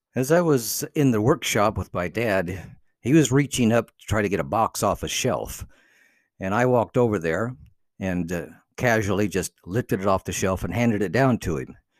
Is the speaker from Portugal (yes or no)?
no; Cuba; English is a second language; moved away as an adult; also born or lived in North Carolina, United States; now in United States; I had left Cuba to come to America